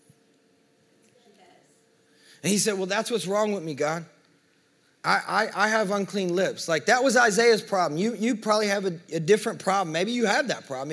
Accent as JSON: {"language": "English", "region": "the South", "country": "United States", "said": "we're from the South"}